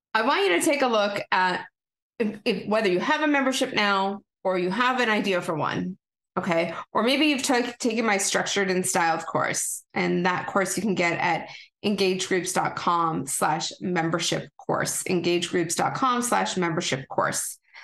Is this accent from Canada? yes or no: yes; Canada; I'm a Canadian girl